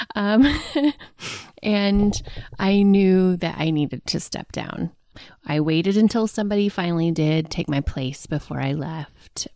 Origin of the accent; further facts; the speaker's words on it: Del City, Oklahoma, United States; I grew up in a suburb of Oklahoma City called Dell City